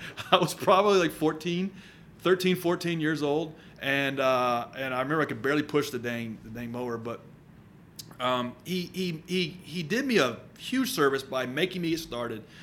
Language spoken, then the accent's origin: English; Murfreesboro, Tennessee, United States; I grew up in Murfreesboro